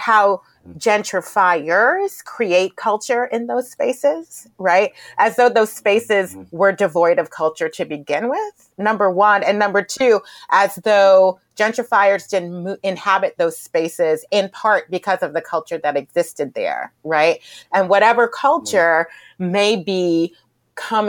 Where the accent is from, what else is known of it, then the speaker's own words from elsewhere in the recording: New York City, New York, United States; I'm a New Yorker.